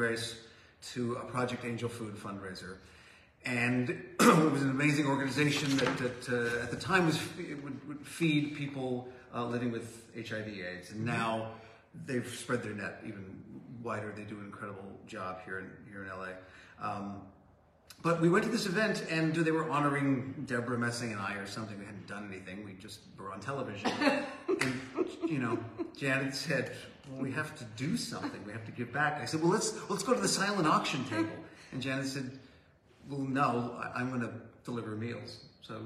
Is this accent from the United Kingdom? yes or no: no; Toronto, Ontario, Canada; I grew up in Toronto